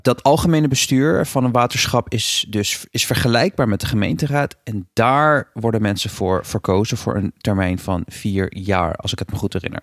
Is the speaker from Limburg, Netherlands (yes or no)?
no; Rotterdam, South Holland, Netherlands; Ik woon in Rotterdam